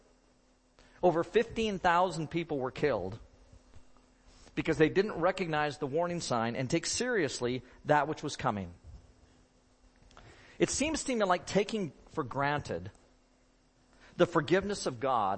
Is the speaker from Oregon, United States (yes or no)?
yes; Oregon, United States; moved away; Robin and I grew up in Oregon.